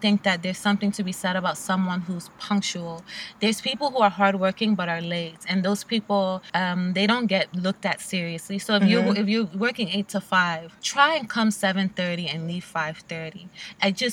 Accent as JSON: {"language": "English", "region": "New York", "country": "United States", "said": "I'm a New Yorker"}